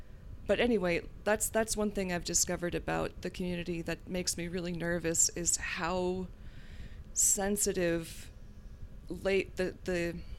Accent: the South, United States; but I grew up in the South, so that was not something that I could really explore, or so I thought.

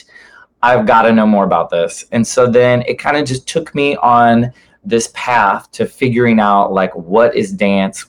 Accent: Rock Hill, Missouri, United States; my place called Rock Hill, which is where I grew up.

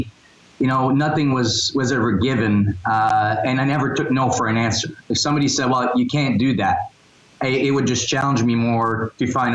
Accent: New Brunswick, Canada; I'm from New Brunswick.

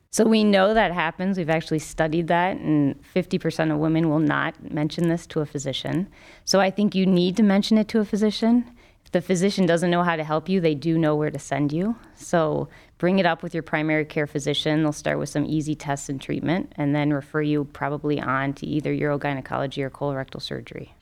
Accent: Cincinnati, Ohio, United States; also born or lived in Minnesota; now in Cleveland, United States; I grew up in Cincinnati

